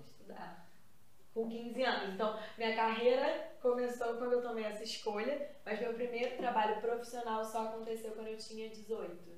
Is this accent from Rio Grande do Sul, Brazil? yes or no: no; Nova Iguaçu, Rio de Janeiro, Brazil; Eu já fazia curso de teatro em Nova Iguaçu, que é onde eu nasci, na Baixada